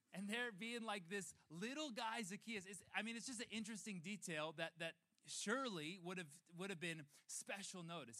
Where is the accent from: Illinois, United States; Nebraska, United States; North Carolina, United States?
Illinois, United States; Chicago; moved away as an adult; now in California, United States; my wife and I are from um, Chicago. We're still claiming that, even though we've been in California for seven years now.